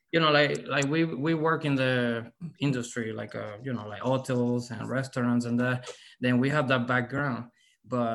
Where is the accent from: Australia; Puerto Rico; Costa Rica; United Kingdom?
Puerto Rico; Arecibo; now in San Antonio, United States; I'm from Arecibo. Arecibo is my hometown, Puerto Rico